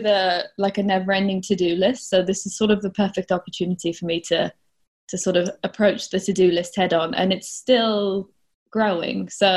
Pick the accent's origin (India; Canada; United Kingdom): United Kingdom; England; Similar to Maggie, I'm a bit confused in that technically I am from England, but I had a very international upbringing in that my dad's job, we moved around a lot when I was a kid.